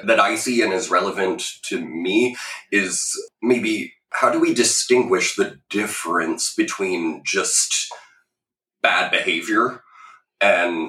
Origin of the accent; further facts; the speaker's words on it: Ottawa, Ontario, Canada; also born or lived in Peterborough, Ontario; I grew up in Ottawa, started in Catholic schools